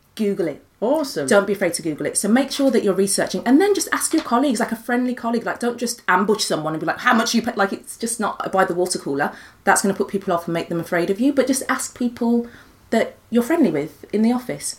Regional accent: Birmingham, West Midlands, United Kingdom; as a Brummie

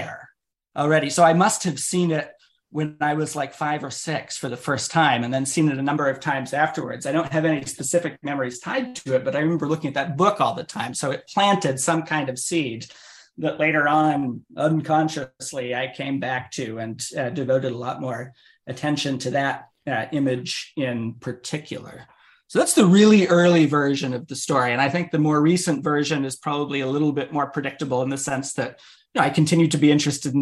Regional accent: Maine, United States; I grew up in Maine

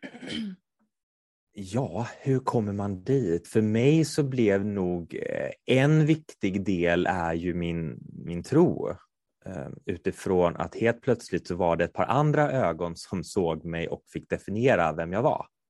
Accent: Kungälv, Västra Götaland, Sweden; moved away; jag är från Kungälv från början, där spelar man bandy

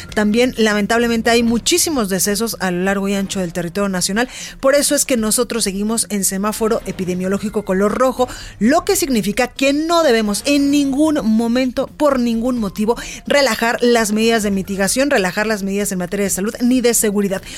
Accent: Guadalajara, Jalisco, Mexico; now in Mexico City, Mexico; En Guadalajara, Jalisco, en mi tierra, en la Perla Tapatía

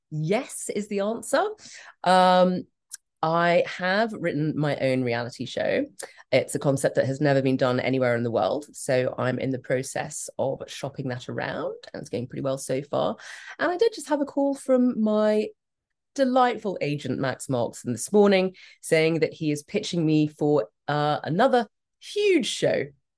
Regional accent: Hong Kong; That's 1, 2, 3, 4 in Cantonese because I come from Hong Kong.

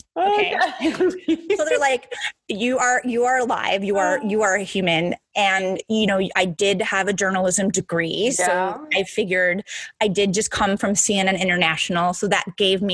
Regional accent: Midwest, United States; moved away; I'm from the Midwest originally

